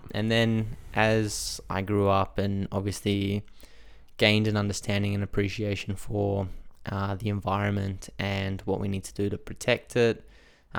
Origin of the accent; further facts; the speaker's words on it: Australia; I grew up in Australia